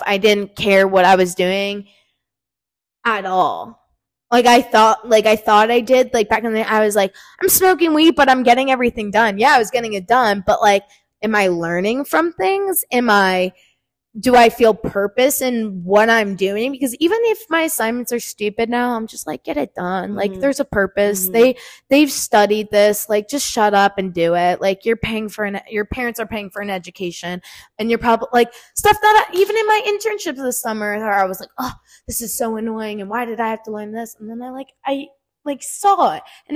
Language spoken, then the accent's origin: English; New Jersey, United States; I'm from New Jersey, but I go to JMU